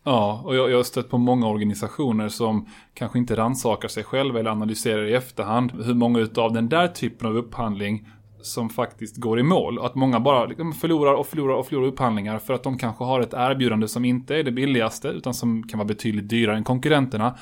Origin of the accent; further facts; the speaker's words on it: Colombia; now in Sweden; Jag är ju från Colombia